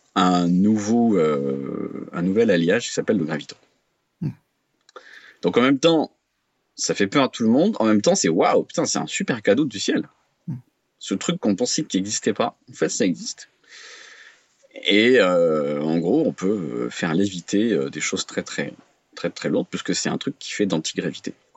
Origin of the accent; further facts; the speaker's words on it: France; je suis français, je connais bien la France